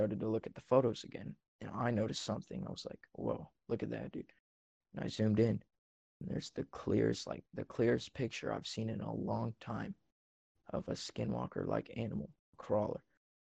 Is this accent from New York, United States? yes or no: no; Central Oregon, United States; I'm from Central Oregon.